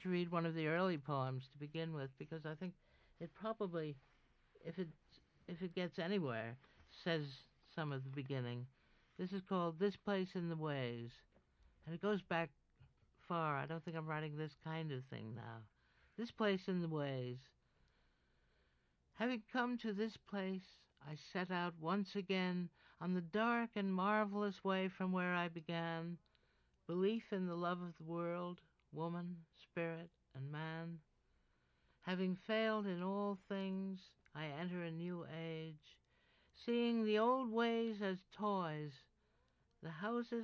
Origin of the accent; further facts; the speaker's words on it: New York, United States; I grew up on Riverside Drive and West End Avenue, and the river was on one side and Amsterdam and Columbus on the other